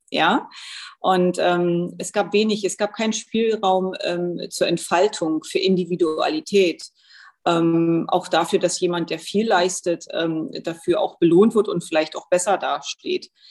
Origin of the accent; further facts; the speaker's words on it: Germany; Ich bin in der früheren DDR geboren und aufgewachsen.